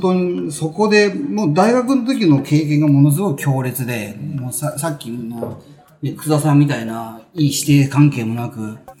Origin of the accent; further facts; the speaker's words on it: Funabashi, Chiba, Japan; now in Sakura, Japan; 僕はあの、千葉で生まれ、千葉で育ち。はい、なので、船橋、うん、船橋で育ち